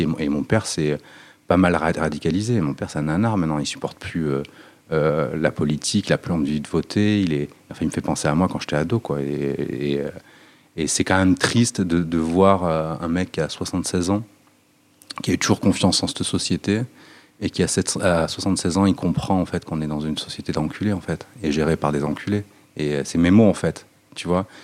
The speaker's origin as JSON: {"language": "French", "town": "Nice", "region": "Provence-Alpes-Côte d'Azur", "country": "France", "tie": "born or raised there", "said": "Moi, je viens d'un quartier qui s'appelle l'Ariane. C'est un quartier dans l'est de Nice"}